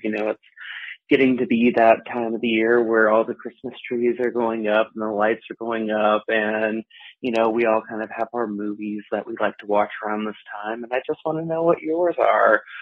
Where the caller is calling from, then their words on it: Washington, District of Columbia, United States; I'm calling from Washington, D.C.